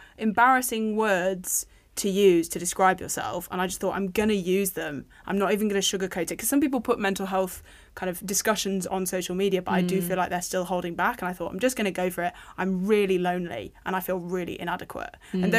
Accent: United Kingdom; We've stopped being so British about it.

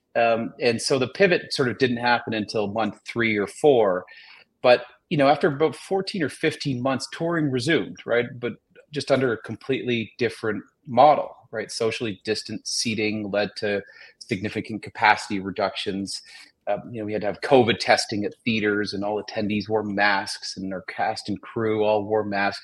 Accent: Toronto, Ontario, Canada; we're both from Toronto

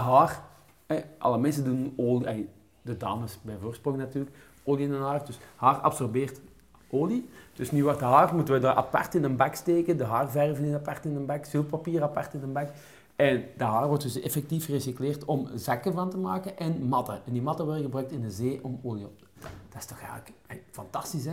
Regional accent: Kempen, Flanders, Belgium; ja, ja, wij zijn van de Woestraat

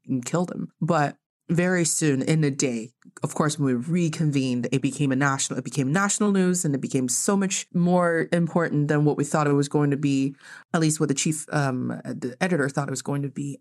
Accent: China; now in United States; growing up in China

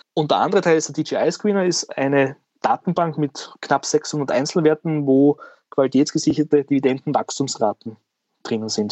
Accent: Southern Burgenland, Austria; now in Vienna, Austria; bin ja kein Wiener, ja, äh, hört man vielleicht auch hin und wieder, äh, sondern ich komme aus dem wunderschönen Südburgenland

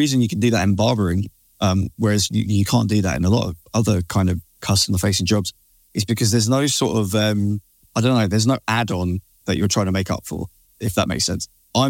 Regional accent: United Kingdom; we're British, man.

